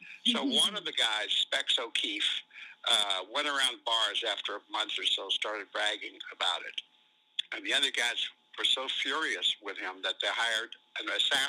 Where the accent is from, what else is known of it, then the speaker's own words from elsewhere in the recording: Los Angeles, California, United States; also born or lived in Ireland / Boston; I was lucky enough to grow up in Hollywood in the 50s, in the early 50s.